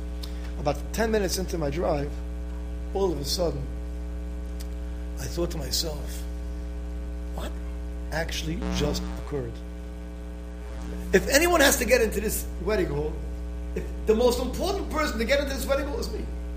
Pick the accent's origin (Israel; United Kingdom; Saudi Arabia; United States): Israel; moved away; No one came to my defense because no one knew me. I came from Israel. No one knew me. I'm a new person over here.